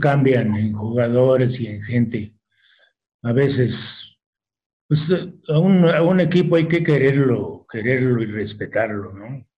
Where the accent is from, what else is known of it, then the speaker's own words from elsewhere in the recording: Numarán, Michoacán, Mexico; moved away; also born or lived in Mexico City; ahí me desarrollé la gran parte de mi vida